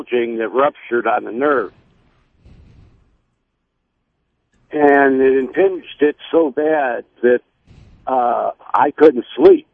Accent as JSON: {"language": "English", "town": "Detroit", "region": "Michigan", "country": "United States", "tie": "born or raised there", "moved": "yes", "said": "I was originally born in Detroit"}